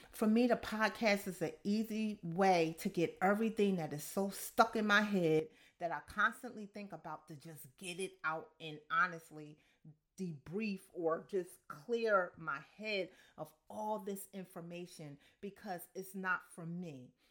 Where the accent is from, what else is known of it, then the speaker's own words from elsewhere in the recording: Camden, New Jersey, United States; I'm from Camden, New Jersey, so I grew up, yeah, I grew up in the hood